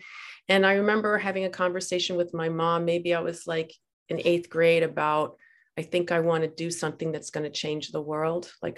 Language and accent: English; New Jersey, United States; I was born in New Jersey